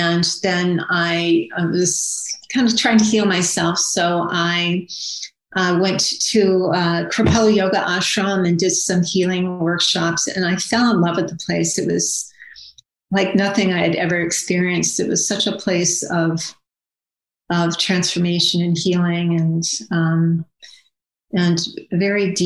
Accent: Akron, Ohio, United States; I grew up in Akron, Ohio, in suburbia.

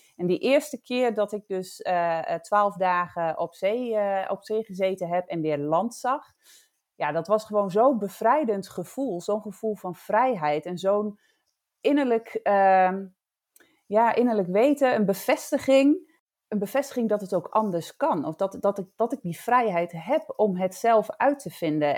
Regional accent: Drenthe, Netherlands; moved away as an adult; also born or lived in Bali; ik woon in Drenthe, waar ik vandaan kom

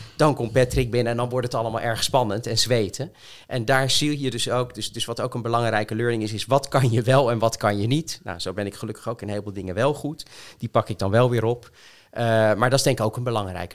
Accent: Rijswijk, South Holland, Netherlands; now in Voorburg, Netherlands; ik ben opgegroeid in Rijswijk

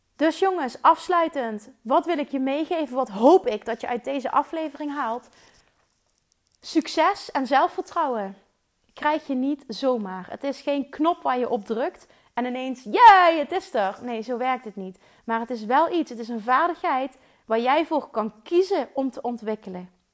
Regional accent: Limburg, Netherlands; Ik kom uit Limburg, maar ze waarschijnlijk vinden waarschijnlijk mijn accent wel super stom

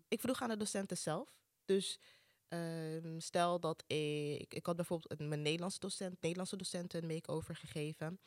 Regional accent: Amsterdam, North Holland, Netherlands; Ik ben opgegroeid in Amsterdam Zuidoost, dus dit is mijn thuishaven

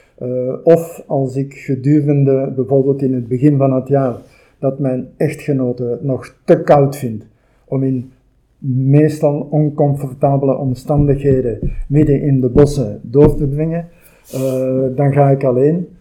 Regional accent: Antwerp or Brasschaat, Flanders, Belgium; also born or lived in Turnhout; now in Kapellen, Belgium; heel mijn leven gewoond in Antwerpen of in Vaschaat en nu recent in Kapellen

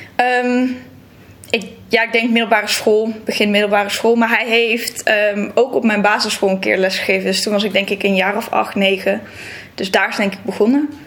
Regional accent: Texel, North Holland, Netherlands; moved away as an adult; also born or lived in Brabant; now in Leiden, Netherlands; ik ben opgegroeid op Texel. En ik kom uit Brabant ja, ik vind het zelf niet meer helemaal te horen.

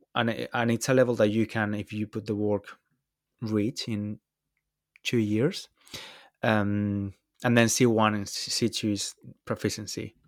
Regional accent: Valencia, Valencian Community, Spain; moved away as an adult; now in London, United Kingdom; I'm Spanish. I'm from Valencia, although I've been living in London for a few years now

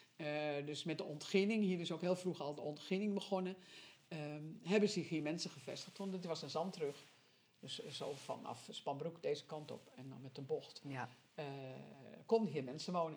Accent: Sint Maarten, North Holland, Netherlands; moved away as an adult; now in Wognum, Netherlands; ik kom uit Sint Maarten. Dat ligt in het westen van West-Friesland

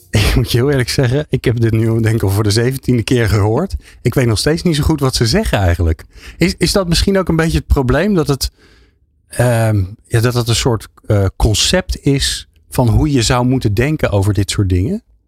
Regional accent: Netherlands; ik ben een Hollander

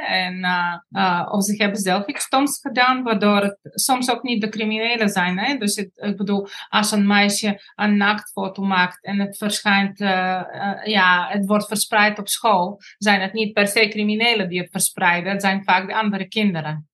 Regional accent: Bulgaria; Dutch is a second language; moved away as an adult; now in Netherlands; ik kom uit Bulgarije. Op mijn negentiende kwam ik naar Nederland

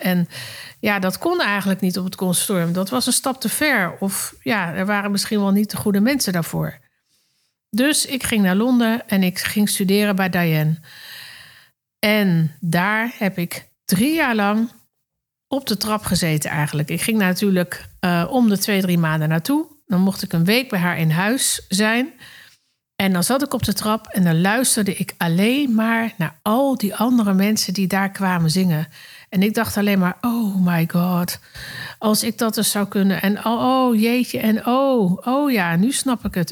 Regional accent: Netherlands; also born or lived in Circus Knie (birthplace); En daarna ging ik met mijn ouders naar Nederland. Daar ging ik natuurlijk naar de lagere school en naar de middelbare school.

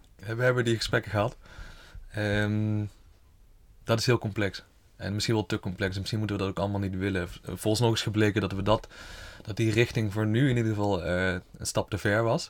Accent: Horst, Limburg, Netherlands; also born or lived in Tilburg; geboren en getogen in Horst met een kort uitstapje in Tilburg, nu weer terug in Horst.

